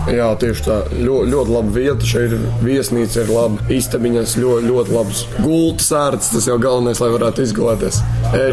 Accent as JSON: {"language": "Latvian", "town": "Riga", "country": "Latvia", "tie": "born or raised there", "also_born_or_lived": "Warsaw, Poland", "said": "Tā kā es piedzimu, esmu Varšavā, bērngārzā gāju Polijā. Vēlāk pārcēlāmies uz Latviju, uz Rīgu. Tad arī sāku iet pirmajā klasē arī šeit"}